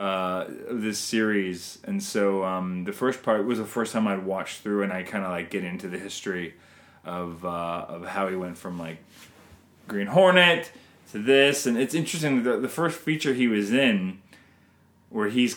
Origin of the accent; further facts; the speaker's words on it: Canada; I'm Canadian filmmaker